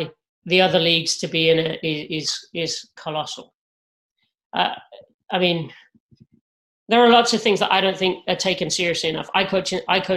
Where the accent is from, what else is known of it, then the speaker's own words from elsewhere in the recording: England, United Kingdom; now in United States; As an Englishman